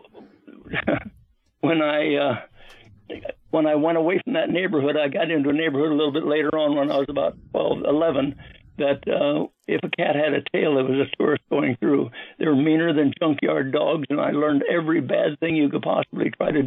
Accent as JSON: {"language": "English", "region": "Nebraska", "country": "United States", "tie": "born or raised there", "said": "I was born outside the United States in a place called Nebraska, and in a little tiny town"}